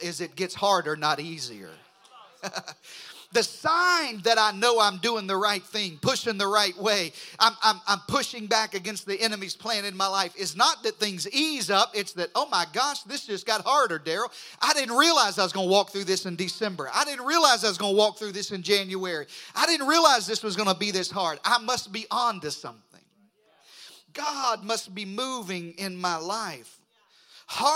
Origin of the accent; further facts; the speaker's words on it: southeastern Arkansas, United States; moved away; I grew up in the Delta of Arkansas. I grew up in eastern Arkansas, southeastern Arkansas